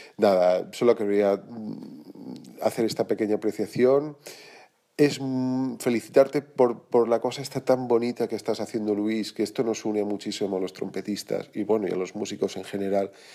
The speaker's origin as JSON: {"language": "Spanish", "town": "Sedaví", "region": "Valencian Community", "country": "Spain", "moved": "as an adult", "lives_now": "Barcelona, Spain", "said": "soy de Valencia, soy valenciano, soy del mismo pueblo que Carlos Martín, soy de un pueblecito pegado a Valencia que se llama Sedaví"}